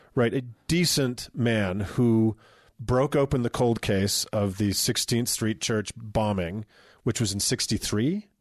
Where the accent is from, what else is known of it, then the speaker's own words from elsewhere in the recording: Utah, United States; we're from Utah